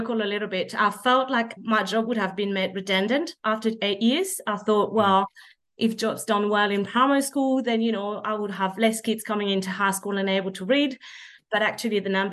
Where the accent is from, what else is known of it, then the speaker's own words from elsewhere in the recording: France; English is a second language; moved away as an adult; also born or lived in Perth, Australia; now in Canberra, Australia; I was born and bred in France